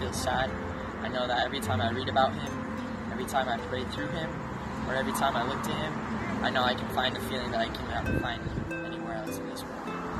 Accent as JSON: {"language": "English", "town": "Kaysville", "region": "Utah", "country": "United States", "moved": "as an adult", "lives_now": "Chile", "said": "I'm from Kaysville, Utah, and I'm currently serving in the Chile Antofagasta Mission."}